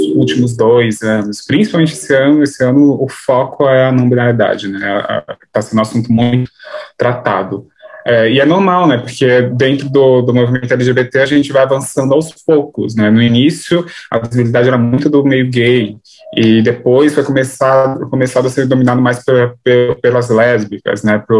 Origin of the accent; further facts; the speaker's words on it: São Paulo, Brazil; Sou de São Paulo, capital é, do Grajaú. Eu nasci aqui e moro aqui até hoje.